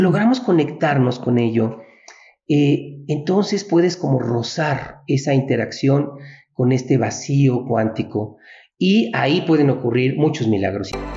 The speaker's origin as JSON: {"language": "Spanish", "country": "Mexico", "said": "así somos los mexicanos"}